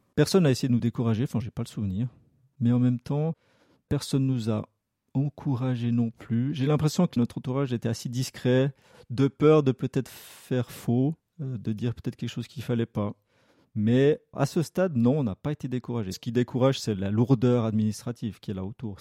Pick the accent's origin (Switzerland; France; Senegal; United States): Switzerland; Lausanne region, Vaud; j'ai toujours vécu dans la région lausannoise